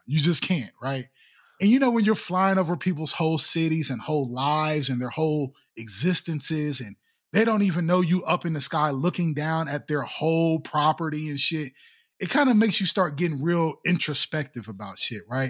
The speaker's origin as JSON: {"language": "English", "town": "Columbus", "region": "Ohio", "country": "United States", "tie": "born or raised there", "said": "I was born and raised in Columbus"}